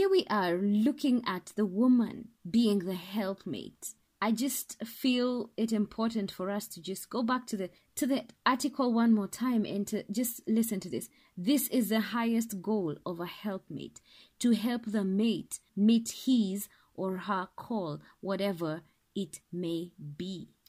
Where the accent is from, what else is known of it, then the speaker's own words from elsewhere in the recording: Kenya; Well, I'm Kenyan, so I'm going to call it Nabal.